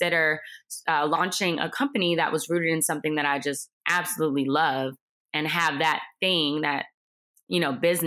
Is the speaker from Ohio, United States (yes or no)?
yes; Cleveland, Ohio, United States; I'm originally from Cleveland and I ended up at Ohio State for undergraduate studies